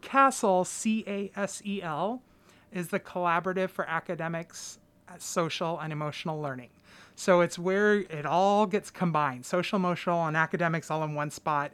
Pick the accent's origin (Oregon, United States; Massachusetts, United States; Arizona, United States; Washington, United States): Oregon, United States; Clatsop County; I am somebody who was born and raised in Clatsop County